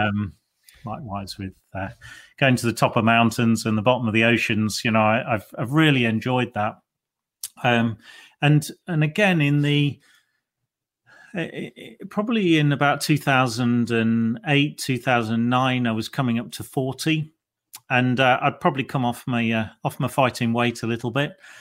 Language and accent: English; Lincolnshire, East Midlands, United Kingdom; moved away as an adult; I was born and bred in Lincolnshire